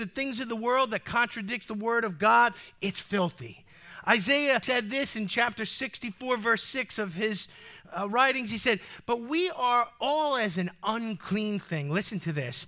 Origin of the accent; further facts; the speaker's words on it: United States; As an American with freedom in my DNA